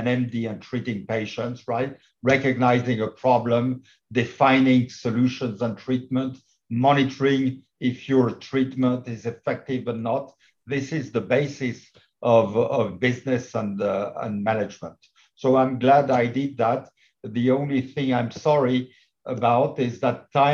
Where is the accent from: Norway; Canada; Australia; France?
France; Paris, Île-de-France; moved away as an adult; also born or lived in California; basically I'm a Parisian. I did my medical studies in Paris.